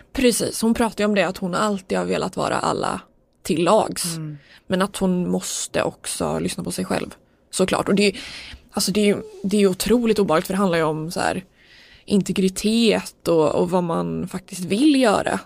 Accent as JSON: {"language": "Swedish", "country": "Sweden", "said": "som svensk tycker jag att det är så konstigt"}